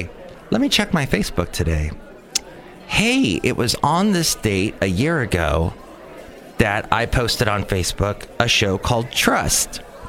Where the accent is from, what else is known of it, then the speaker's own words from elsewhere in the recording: San Francisco, California, United States; We're from San Francisco, says my friend. I grew up in San Francisco. We had meaningful graffiti there.